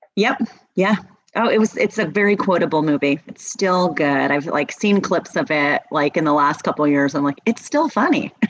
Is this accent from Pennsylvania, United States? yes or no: yes; Philadelphia, Pennsylvania, United States; moved away; I'm from Philadelphia